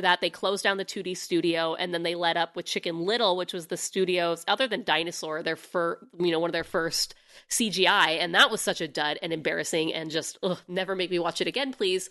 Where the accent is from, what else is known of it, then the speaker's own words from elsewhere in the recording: United States; being an American